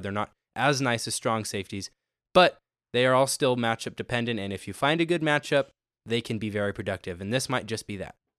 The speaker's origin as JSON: {"language": "English", "region": "Arizona", "country": "United States", "tie": "born or raised there", "said": "my hometown Arizona Cardinals"}